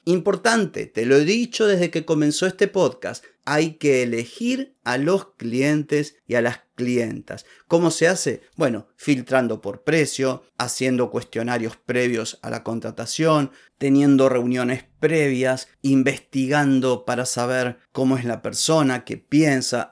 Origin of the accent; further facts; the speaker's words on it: Argentina; Acá en Argentina